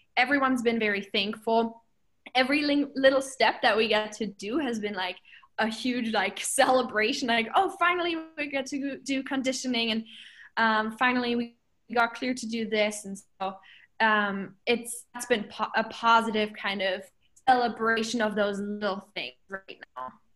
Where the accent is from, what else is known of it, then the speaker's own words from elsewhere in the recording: Germany; moved away as an adult; now in Alaska, United States; I'm from Germany.